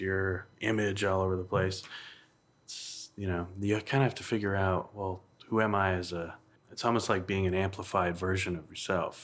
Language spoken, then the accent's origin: English; New Hampshire, United States; my hometown in Kentucky, New Hampshire